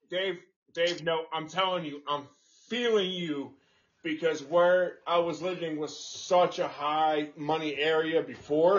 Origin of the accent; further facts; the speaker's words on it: Houston, Texas, United States; growing up in Houston